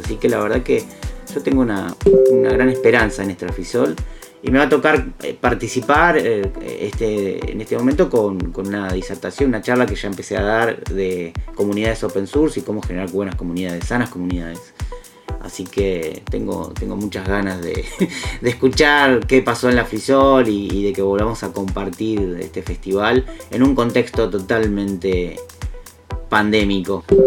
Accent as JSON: {"language": "Spanish", "town": "Bahía Blanca", "region": "Buenos Aires Province", "country": "Argentina", "tie": "born or raised there", "said": "nací en Bahía Blanca"}